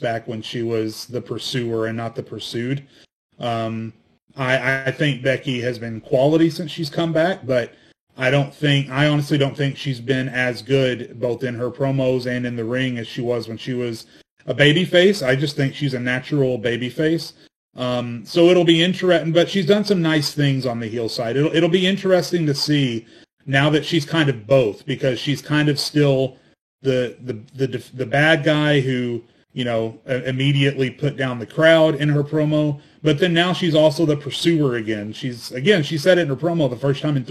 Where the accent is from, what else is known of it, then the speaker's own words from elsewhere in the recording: Arkansas, United States; I grew up in Arkansas